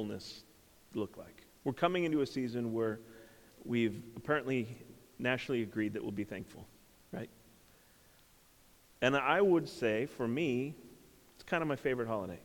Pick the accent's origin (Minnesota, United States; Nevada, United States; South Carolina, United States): Minnesota, United States; I grew up in Minnesota and a big family.